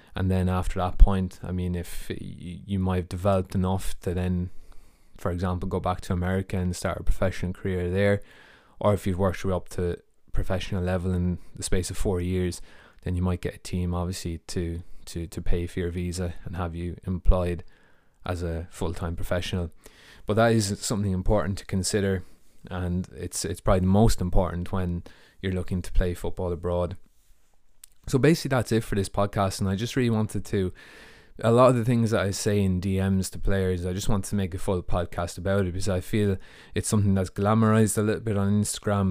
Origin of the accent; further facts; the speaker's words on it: Ireland; moved away as an adult; also born or lived in United States / Germany / Latvia; now in United Kingdom; I'm from Ireland.